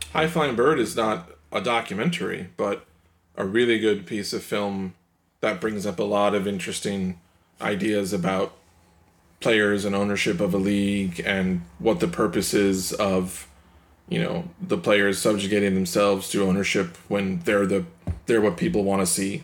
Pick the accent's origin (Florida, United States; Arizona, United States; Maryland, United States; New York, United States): New York, United States; as a New Yorker